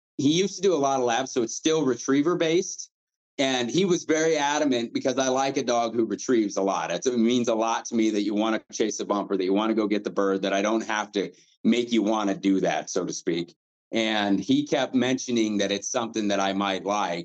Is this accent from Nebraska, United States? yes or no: yes; eastern Nebraska, United States; now in Grand Junction, United States; I'm from eastern Nebraska, so most of my hunting at the time when I was younger was pheasant and bobwhites, and we had a lot of them where I grew up